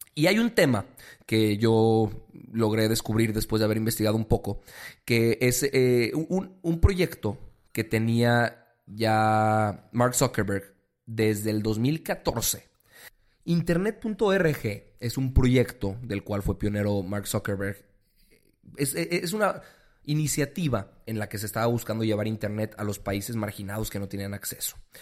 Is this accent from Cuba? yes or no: no; Mexico; como mexicanos